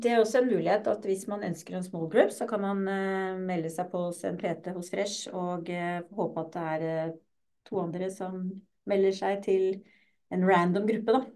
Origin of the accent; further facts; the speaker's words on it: Lørenskog, Akershus, Norway; also born or lived in Drammen; Jeg er født i Drammen, faktisk. Ja. Og vokste opp på Lørenskog.